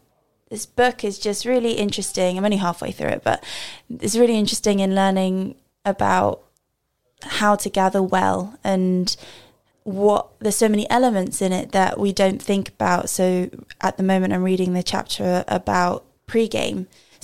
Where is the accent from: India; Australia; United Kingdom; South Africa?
South Africa; Yeah, my hometown is South Africa.